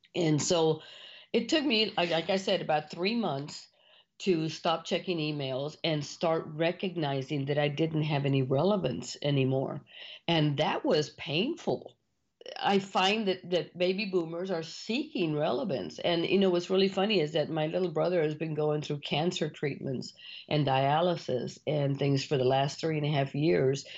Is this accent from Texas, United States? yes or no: yes; Mission, Texas, United States; you're born and raised in Mission, Texas